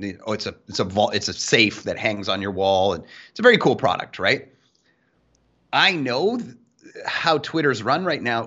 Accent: Canada; I'm Canadian

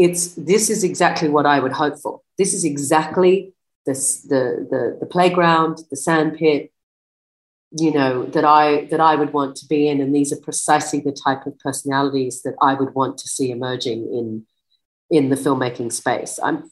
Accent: Australia; born there; Yeah. Australian born, but a lot of, British influence, for better or worse.

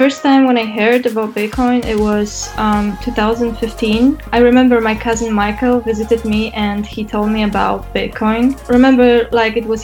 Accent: Poznań, Greater Poland, Poland; my hometown in Poznań

